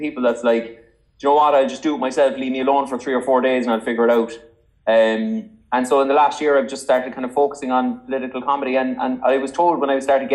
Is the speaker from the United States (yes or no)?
no; Cork, Munster, Ireland; I'm from Cork